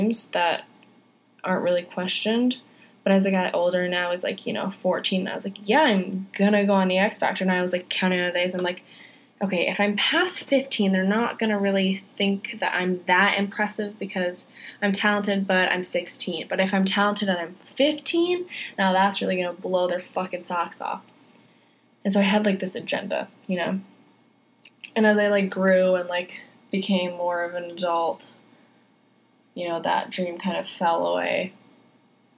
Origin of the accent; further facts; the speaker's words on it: Wisconsin, United States; moved away as an adult; I'm from Wisconsin originally. That's where I was born. And I'm the oldest of 8 kids. And we all lived on a farm.